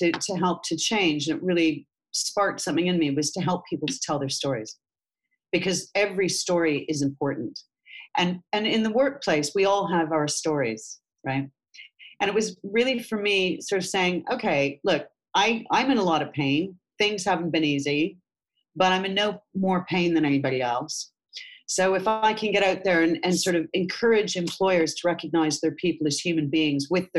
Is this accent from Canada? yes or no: yes; Canada; moved away; I came over from Canada about 26 years ago now.